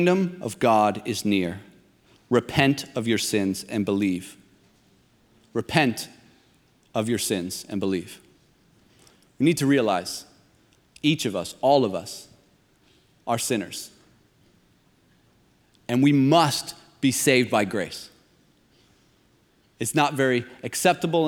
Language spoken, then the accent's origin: English; near Toronto, Ontario, Canada; I grew up near Toronto.